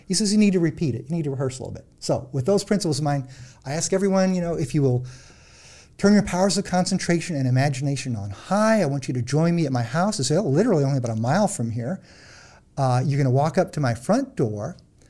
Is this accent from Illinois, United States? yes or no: yes; Illinois, United States; I grew up in Central Illinois.